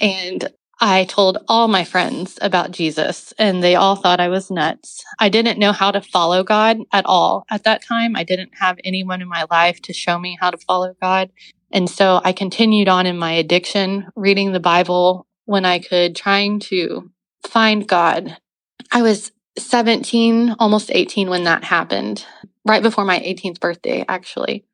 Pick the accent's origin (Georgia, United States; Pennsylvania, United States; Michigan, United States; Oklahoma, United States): Oklahoma, United States; Oklahoma City; I grew up in Oklahoma City. My parents both born and raised here